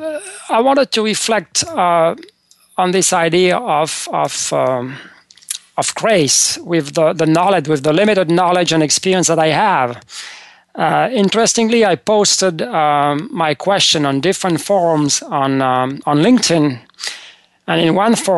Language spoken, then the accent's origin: English; France; moved away as an adult; now in United States; when I was growing up in France